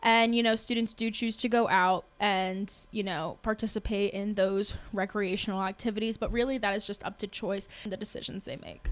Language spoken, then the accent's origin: English; Sterling, Virginia, United States; I am a junior from Sterling, Virginia, studying international relations